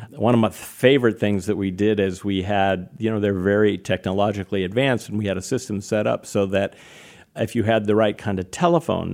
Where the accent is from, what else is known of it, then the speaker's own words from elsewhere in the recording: Napa, California, United States; I grew up in what is today a well-known town called Napa, California